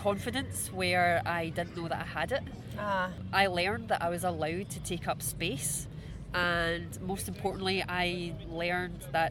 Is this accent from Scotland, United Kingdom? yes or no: yes; Glasgow, Scotland, United Kingdom; now in Paris, France; I have love in abundance in Glasgow. I have friends and family